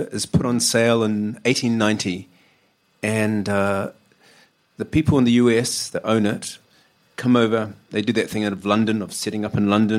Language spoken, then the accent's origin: English; New Zealand; now in United Kingdom; I should confess before anyone kind of twigs it from my accent that I come from down under. Never done. I'm a Kiwi.